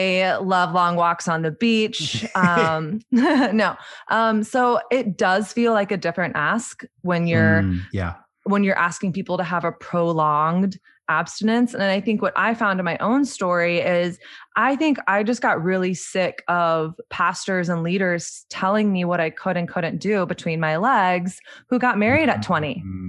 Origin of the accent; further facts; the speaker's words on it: the South, United States; moved away; also born or lived in New York City; growing up in Southern evangelical conservative culture